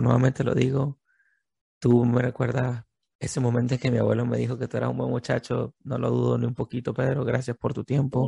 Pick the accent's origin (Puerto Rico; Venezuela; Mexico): Venezuela; nosotros como venezolanos